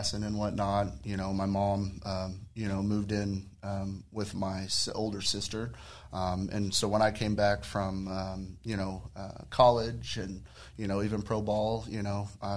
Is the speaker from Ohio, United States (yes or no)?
no; Oklahoma City, Oklahoma, United States; now in Guthrie, United States; born and raised in the city. Went to Capitol Hill High School